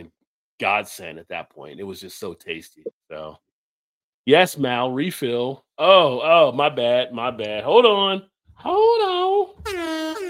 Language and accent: English; New Jersey, United States; I grew up in Jersey